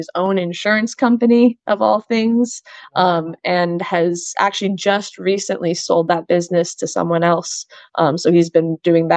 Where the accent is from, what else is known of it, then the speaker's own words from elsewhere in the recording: Monterey, California, United States; moved away as an adult; also born or lived in San Luis Obispo, California; now in Quechee, United States; I'm from Monterey, California